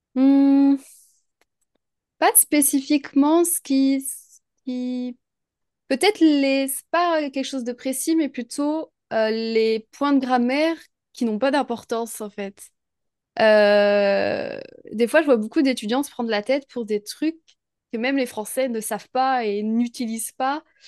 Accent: France; also born or lived in near Troyes, France; je suis française, je vis euh, en France, près de Troyes

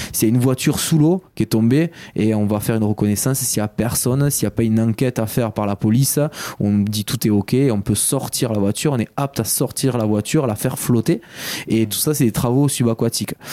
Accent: Béziers, Occitania, France; moved away as an adult; also born or lived in Paris; à l'âge de 18 ans, ben, j'ai quitté Béziers

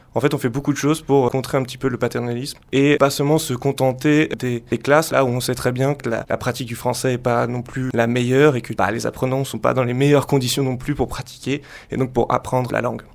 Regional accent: Bangladesh; French is a second language; moved away as an adult; now in France; je suis originaire de Bangladesh et je suis en France euh, depuis deux ans.

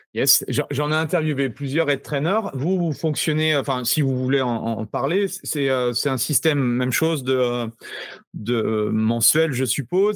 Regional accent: France; chez nous en France

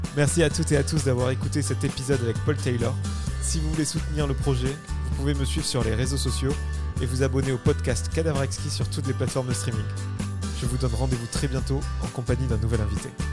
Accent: France; en tant que Français

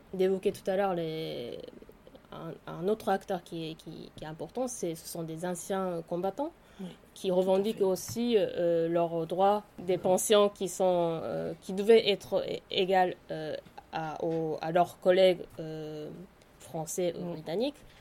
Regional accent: Japan; French is a second language; moved away as an adult; also born or lived in Tokyo / Paris; je suis née et grandie au Japon

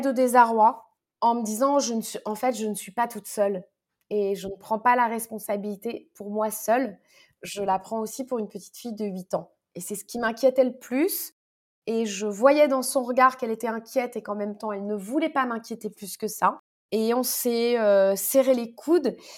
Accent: Paris, Île-de-France, France; also born or lived in Morocco; ce dont j'avais le plus besoin en tant que parisienne

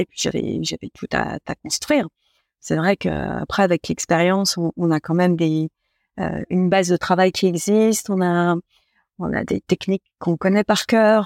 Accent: Troyes, Grand Est, France; j'étais originaire de Troyes

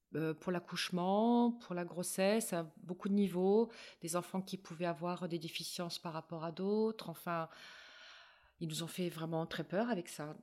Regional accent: Paris, Île-de-France, France; moved away as an adult; je suis parisienne, moi, à la base

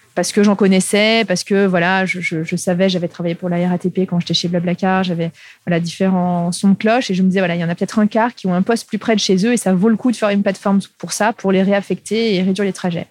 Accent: Lyon, Auvergne-Rhône-Alpes, France; moved away; also born or lived in Paris; je suis urbaine, euh, à la base, je suis lyonnaise

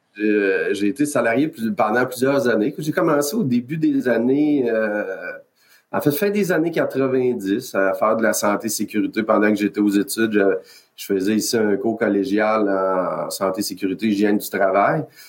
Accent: Quebec, Canada; je viens du Québec, Canada

